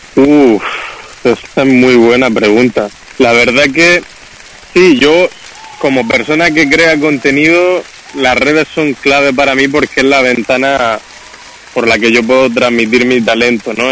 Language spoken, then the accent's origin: Spanish; Murcia, Region of Murcia, Spain; en Murcia, la ciudad de donde yo soy